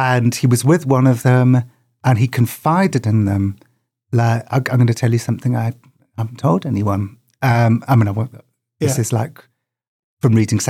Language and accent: English; United Kingdom; Just as a child growing up in Britain